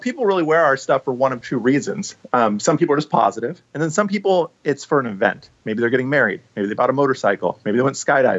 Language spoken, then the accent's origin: English; Portland, Oregon, United States; born or raised there; also born or lived in Bellevue, Washington; now in Vancouver, Washington, United States